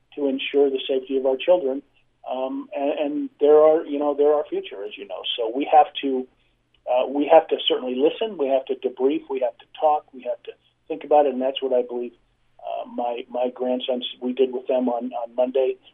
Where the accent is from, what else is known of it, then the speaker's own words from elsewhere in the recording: Midwest, United States; I was raised in the Midwest